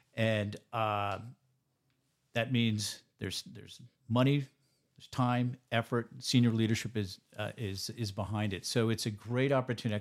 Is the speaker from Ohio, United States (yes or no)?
no; New York, United States; now in Oregon, United States; I'm a New Yorker by trade